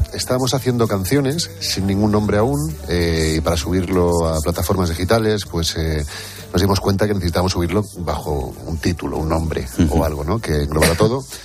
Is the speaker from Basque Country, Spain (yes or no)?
yes; Durango, Basque Country, Spain; also born or lived in Santa Cruz de Tenerife, Canary Islands; yo soy chicharrero, eh, de pura cepa además. Lo que pasa es que llevo muchos años viviendo en, Bilbao, desde los 8 o 9 años que me fui a Durango